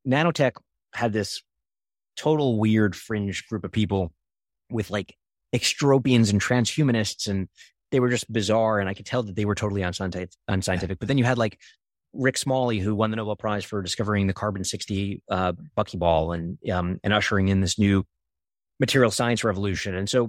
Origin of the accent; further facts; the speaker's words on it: Brooklyn, New York, United States; growing up in Coney Island, Brooklyn, and being around scammers and being lied